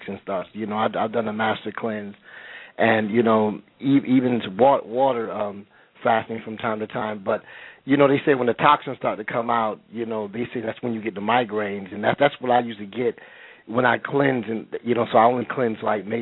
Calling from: California, United States; I'm calling from California.

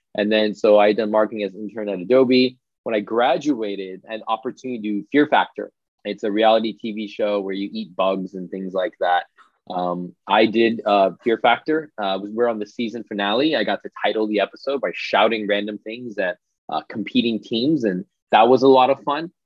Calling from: Santa Monica, California, United States; I'm calling in from Santa Monica, California, which is basically part of Los Angeles.

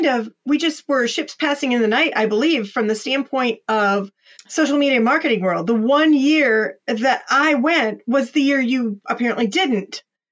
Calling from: Columbus, Ohio, United States; I am dialing in from Columbus, Ohio. That's the center of the state.

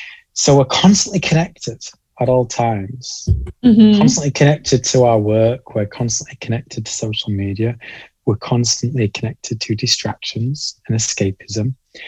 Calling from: Halifax, Yorkshire and the Humber, United Kingdom; I am calling in from a fairly small town in the north of England called Halifax. We're in Yorkshire and sandwiched pretty neatly between Leeds and Manchester.

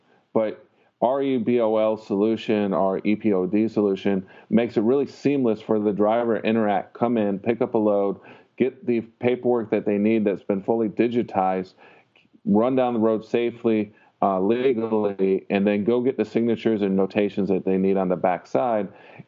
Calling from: Tampa, Florida, United States; I'm calling from Tampa, Florida. It's where Transflow is based.

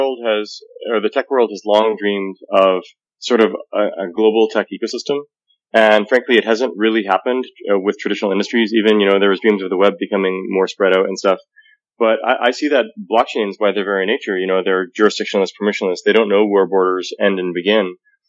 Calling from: Saskatoon, Saskatchewan, Canada; I'm calling from Saskatoon, Saskatchewan right now, actually.

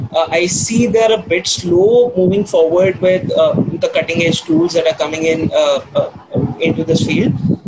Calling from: India; So I'm logging in from India

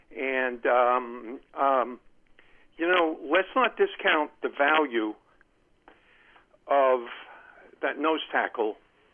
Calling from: Columbia, Maryland, United States; Len from Columbia, Maryland.

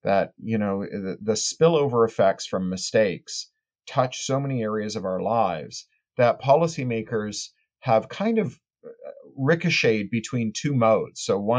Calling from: Burbank, California, United States; I'm in my garage and at home, my home office in Burbank, California, a little town on the outskirts of Los Angeles.

